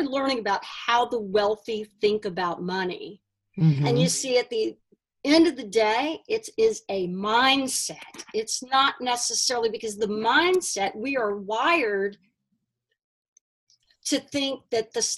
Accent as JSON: {"language": "English", "town": "Houston", "region": "Texas", "country": "United States", "tie": "born or raised there", "moved": "yes", "said": "my hometown of Houston, and I go back there now"}